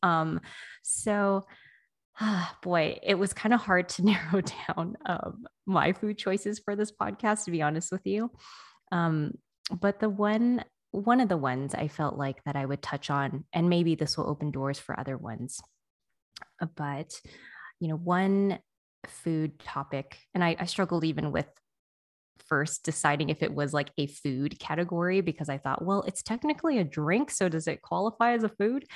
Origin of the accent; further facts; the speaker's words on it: United States; someone who was born here